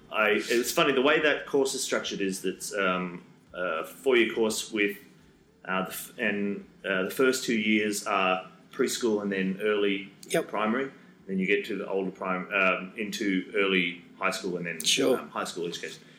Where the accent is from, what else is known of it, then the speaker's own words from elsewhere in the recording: Wagga Wagga, New South Wales, Australia; Like I don't know what it was about Wagga at that time.